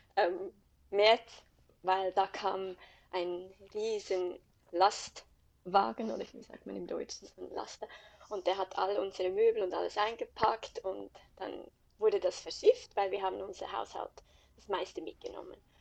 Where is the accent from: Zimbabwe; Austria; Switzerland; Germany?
Switzerland; accent: Swiss German; moved away as an adult; now in Adelaide, Australia; ich liebe die Schweiz und ähm, hätte mir nie vorstellen können, dass ich mal aus der Schweiz mhm. weggehe. Ich bin in den Bergen aufgewachsen